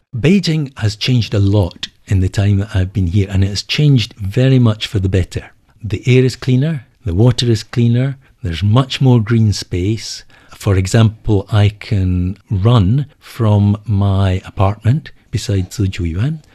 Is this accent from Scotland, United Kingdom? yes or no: yes; Edinburgh, Scotland, United Kingdom; moved away as an adult; now in China; My hometown is Edinburgh